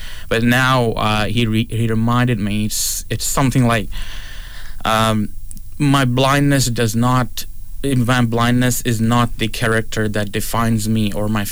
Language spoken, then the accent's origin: English; Pakistan; also born or lived in Toronto; now in Prince Edward Island, Canada; I was born in Pakistan.